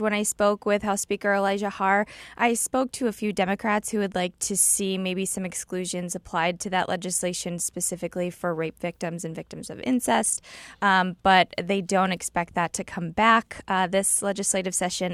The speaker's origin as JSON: {"language": "English", "region": "Illinois", "country": "United States", "moved": "yes", "lives_now": "Missouri, United States", "said": "I'm from Illinois, where we didn't have a budget for a couple years, so I got to see how horrible it was for our state to not have a budget"}